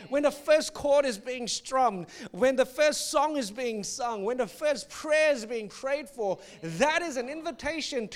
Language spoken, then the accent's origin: English; Singapore; when I was growing up in Singapore